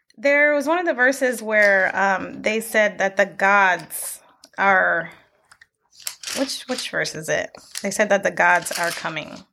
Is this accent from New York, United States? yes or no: yes; Buffalo, New York, United States; now in Lancaster, United States; We're actually not from here. We are from Buffalo, New York